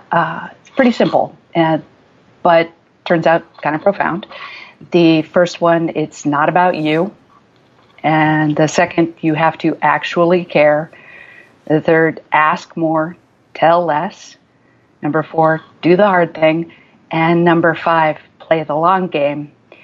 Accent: Midwest, United States; also born or lived in Germany / Nebraska, United States / Illinois, United States; I was born abroad in Germany because my parents were stationed there, and then lived the first 12 years of my life in the Midwest, in Nebraska and southern Illinois

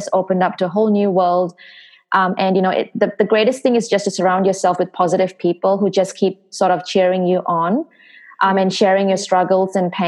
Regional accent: Singapore; moved away as an adult; I'm originally from Singapore. So Singapore was my hometown. That's where I grew up

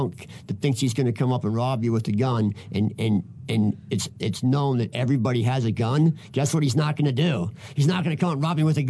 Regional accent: Philadelphia, Pennsylvania, United States; now in Minneapolis, United States; I'm from Philadelphia

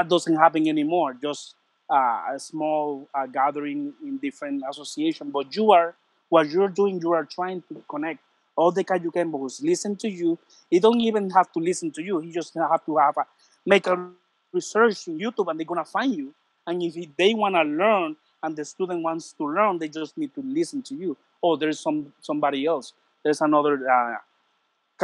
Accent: Puerto Rico; English is a second language; I'm from Puerto Rico.

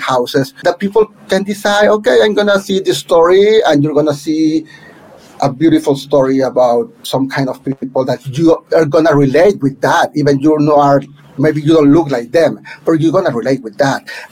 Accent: Monterrey, Nuevo León, Mexico; first language Spanish; English is a second language; moved away as an adult; now in New York City, United States; in Monterrey, back in my hometown

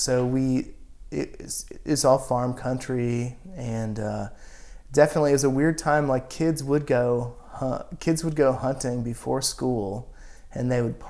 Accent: Washington, United States; 70 miles south of Spokane, Washington, yeah.

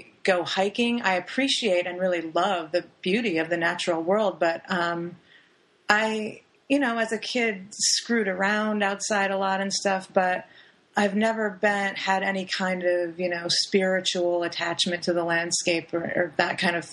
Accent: Lower Peninsula of Michigan, United States; also born or lived in Sault Ste. Marie, Michigan; now in Florida, United States; I'm from the Upper Peninsula of Michigan, actually, which is, I'm from Sault Ste. Marie. So I was born there, lived there for a short time, and then my family moved to the Lower Peninsula.

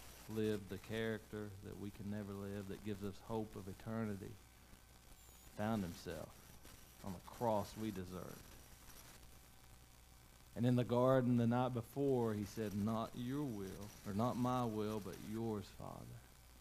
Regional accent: United States; You know, I grew up in Macaufa County.

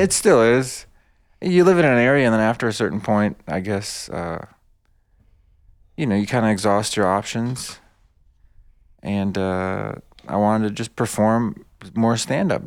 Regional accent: United States; English is a second language; also born or lived in Bosnia / New York City / Michigan / Detroit; I was born in Bosnia. I, I, I grew up in America. I know mostly America

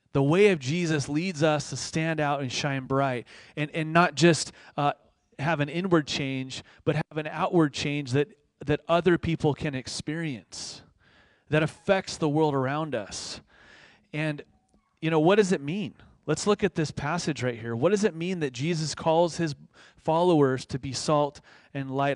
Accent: Moorpark, California, United States; also born or lived in East Los Angeles, California; I was born in East L A, but I grew up in the suburbs, okay? I grew up in Moore Park.

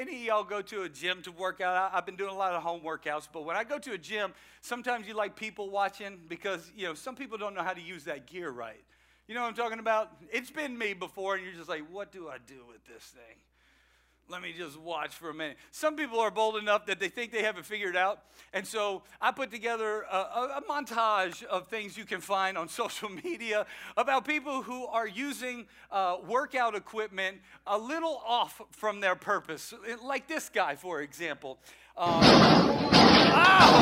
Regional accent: Louisiana, United States; moved away; I am a Cajun from Louisiana.

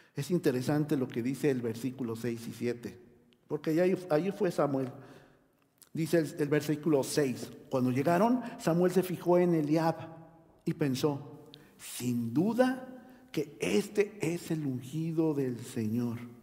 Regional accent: Mexico

